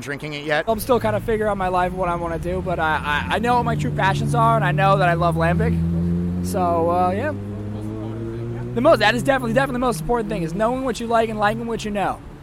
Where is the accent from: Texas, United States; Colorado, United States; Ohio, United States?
Colorado, United States; Boulder; I'm from Boulder, Colorado